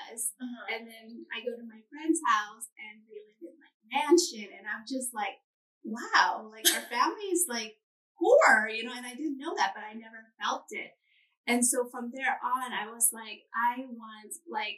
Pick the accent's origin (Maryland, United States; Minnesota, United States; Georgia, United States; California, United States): California, United States; moved away as an adult; now in Hawaii, United States; Growing up in California, I grew up on the beach too, right on the ocean